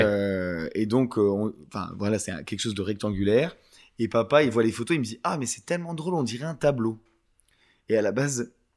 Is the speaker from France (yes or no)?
yes; France; moved away as an adult; je suis français de base et j'ai vécu jusqu'à 21 ans.